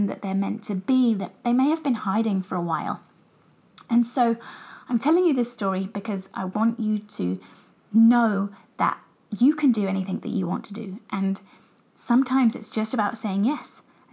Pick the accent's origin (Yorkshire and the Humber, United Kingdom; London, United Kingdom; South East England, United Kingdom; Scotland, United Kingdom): South East England, United Kingdom; Brighton; So I grew up in England, as I'm sure you guys can tell from my accent. I lived in Brighton